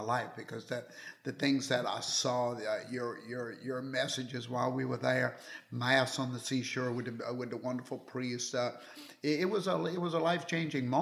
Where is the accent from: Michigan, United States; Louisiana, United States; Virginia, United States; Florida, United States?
Louisiana, United States; I'm a chef from Louisiana